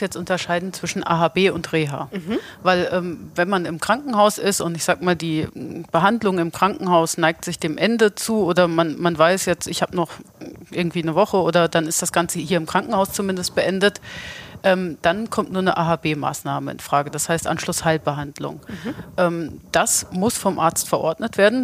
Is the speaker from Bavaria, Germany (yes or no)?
no; Hesse, Germany; als Hesse